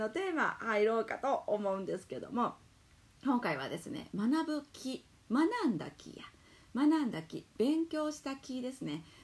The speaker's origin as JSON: {"language": "Japanese", "town": "Amagasaki", "region": "Hyogo", "country": "Japan", "tie": "born there", "said": "もともと私はね尼崎で生まれてでその後ちょっと田舎に引っ越したんですよね"}